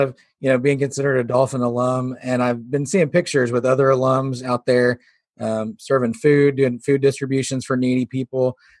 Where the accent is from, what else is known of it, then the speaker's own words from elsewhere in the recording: Missouri, United States; now in Arkadelphia, United States; Yeah, I'm actually from Missouri